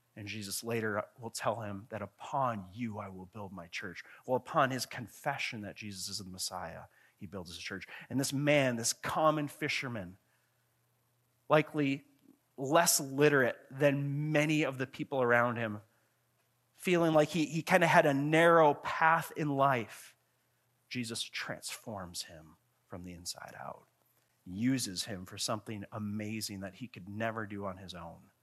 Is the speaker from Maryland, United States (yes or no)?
no; Grand Marais, Minnesota, United States; I grew up in Grand Marais, Minnesota, up on Lake Superior